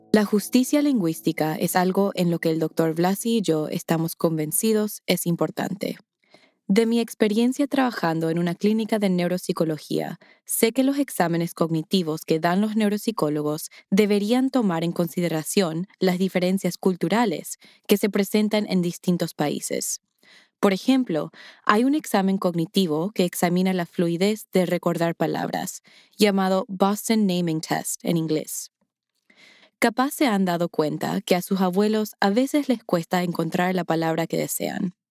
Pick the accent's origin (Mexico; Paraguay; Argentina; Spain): Paraguay; nunca las he usado en mis conversaciones cotidianas en mi tierra, Paraguay.